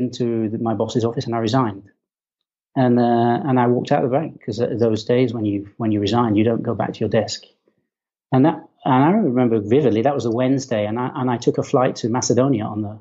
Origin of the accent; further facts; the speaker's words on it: Kendal, North West England, United Kingdom; moved away; I was born in the north of England in a place called the Lake District, in a town called Kendal